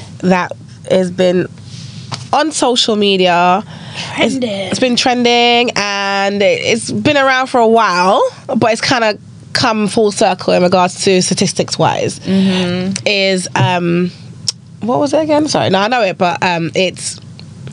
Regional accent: United Kingdom; I myself, I would class myself as British.

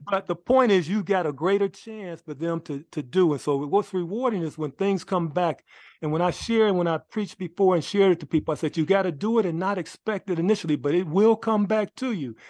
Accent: Los Angeles, California, United States; I grew up in Los Angeles, California, went to Washington High School

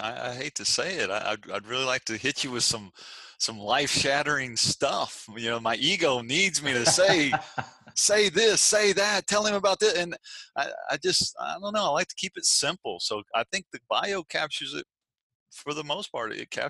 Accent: the South, United States; now in Virginia Beach, United States; Well, we're from the South. And being from the South, you own a home without a dining room.

